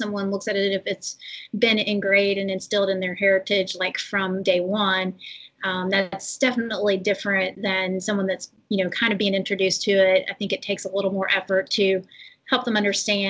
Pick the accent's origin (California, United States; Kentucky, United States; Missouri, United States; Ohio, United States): Kentucky, United States; I'm from Kentucky, like from a city, but we definitely had, you know, we had all the wild game